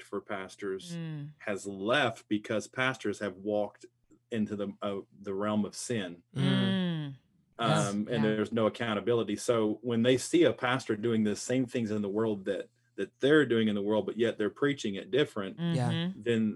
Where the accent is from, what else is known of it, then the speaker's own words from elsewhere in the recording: Texas Panhandle, United States; I grew up in bars in the Texas Panhandle